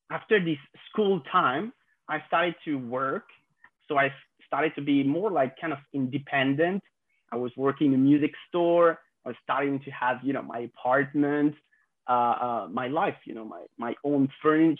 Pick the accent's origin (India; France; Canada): France; I'm French, I'm 26 years old, and I grew up in France